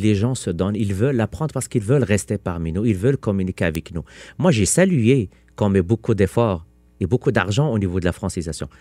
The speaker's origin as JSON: {"language": "French", "region": "Quebec", "country": "Canada", "said": "En tant que Québécois"}